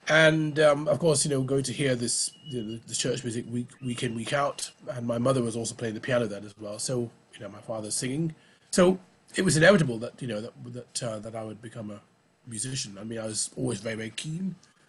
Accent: Oldham, North West England, United Kingdom; Well, I mean, I'm from Oldham in Lancashire, near Manchester. I might not sound like it, but I know that's where I was born. And, I mean, my parents, of course, emigrated from Barbados in 57.

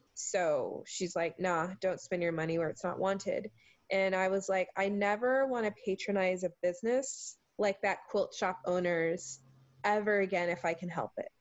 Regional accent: Charleston, South Carolina, United States; accent: southern; now in Seattle, United States; the food that I grew up eating in Charleston, South Carolina

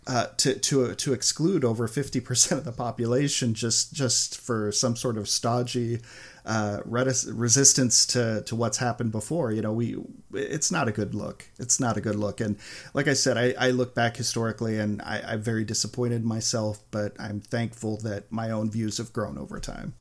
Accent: United States; an American Doctor Who fan

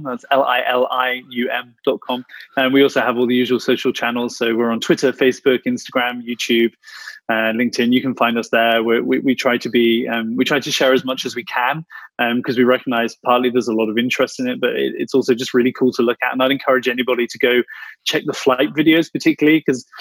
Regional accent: United Kingdom; moved away as an adult; also born or lived in Peak District, United Kingdom; now in Munich, Germany; you can probably tell from my accent that I'm a Brit, right? Living in Germany

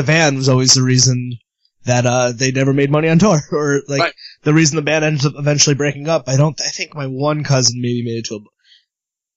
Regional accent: Meriden, Connecticut, United States; I'm from Connecticut

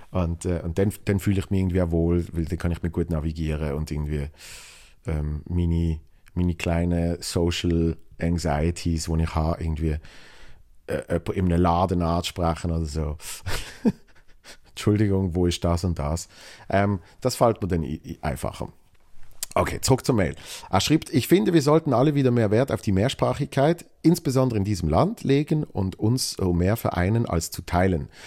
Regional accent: Zurich, Switzerland; Klammere, ich komme aus dem Kanton Zürich.

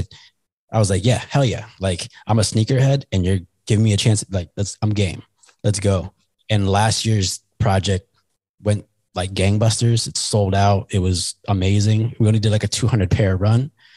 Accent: Canada; As a Canadian, Doug Flutie.

